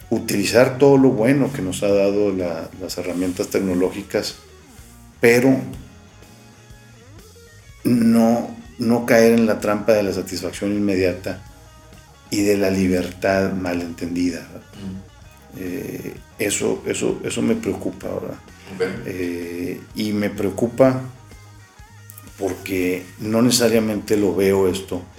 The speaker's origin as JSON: {"language": "Spanish", "country": "Mexico"}